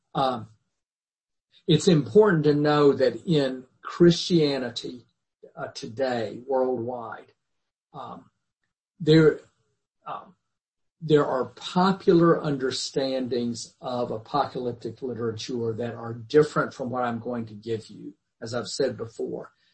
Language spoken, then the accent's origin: English; the Bible Belt, United States; growing up in the Bible Belt of my youth